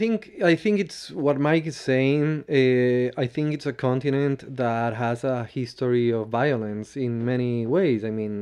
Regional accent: Bolivia; I grew up in Bolivia because my parents, they were diplomats and they were there, and my mom's Bolivian

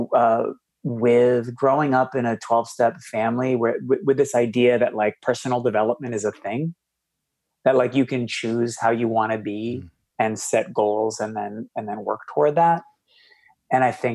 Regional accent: Boston, Massachusetts, United States; I grew up in Boston in like a single mom, struggled with alcoholism

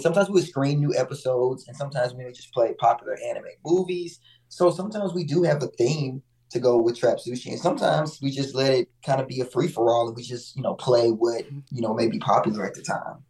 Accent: Mississippi, United States; now in Atlanta, United States; I'm actually from Mississippi, but I've been in Atlanta for a long time

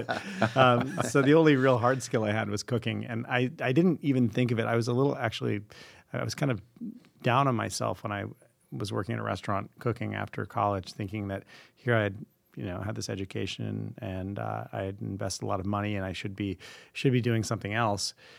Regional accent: Vermont, United States; I grew up in Vermont

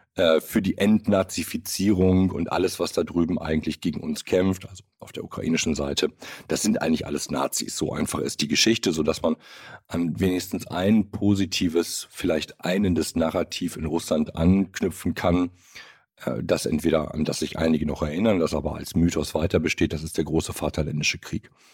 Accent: Germany; bei uns in Deutschland

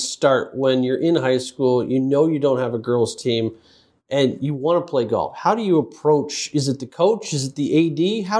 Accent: Bluffton, Ohio, United States; Growing up in Northwest Ohio as well, I'm from Bluffton originally, so not far from Fremont.

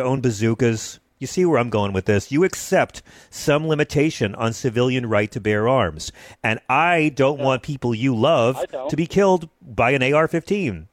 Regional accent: the South, United States; I grew up in the South with a grandma had a shotgun by the door

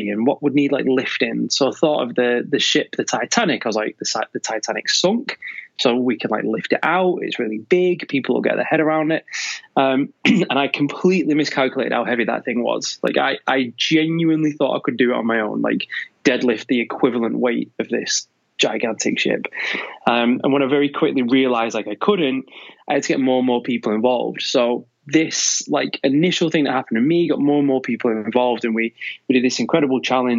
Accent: Manchester, North West England, United Kingdom; now in Devon, United Kingdom; I'm actually from Manchester

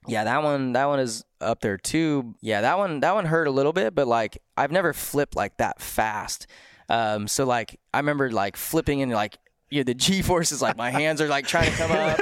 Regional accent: United States; I'm thirty and I'm American

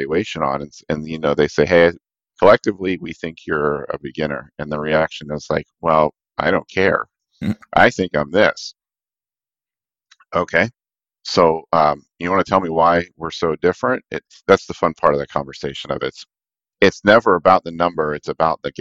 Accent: Pittsburgh, Pennsylvania, United States; now in Cleveland, United States; They're in Pittsburgh, so I gotta rep my hometown here

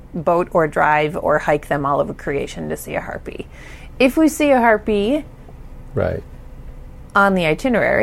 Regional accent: Ohio, United States; I'm from Ohio

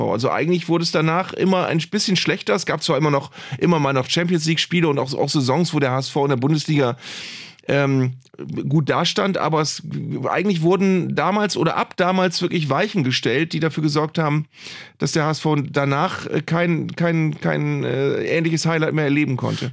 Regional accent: Northern Germany, Germany; hier bei uns im Norden

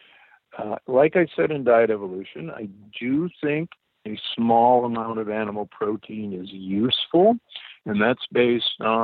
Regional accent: Omaha, Nebraska, United States; I grew up in Omaha, Nebraska

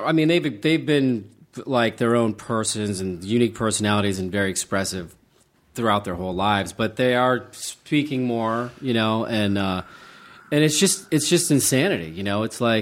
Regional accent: Charleston, West Virginia, United States; I kind of grew up near Pittsburgh. I grew up in Charleston, West Virginia, which is a great freaking city.

